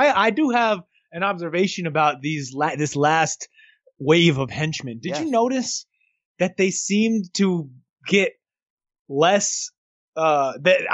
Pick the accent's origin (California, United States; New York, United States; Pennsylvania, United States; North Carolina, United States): New York, United States; I grew up in New York and around enough people from the Caribbean